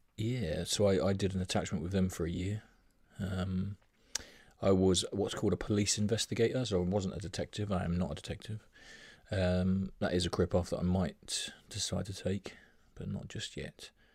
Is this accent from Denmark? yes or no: no; Brighton, South East England, United Kingdom; born and raised in White Hawk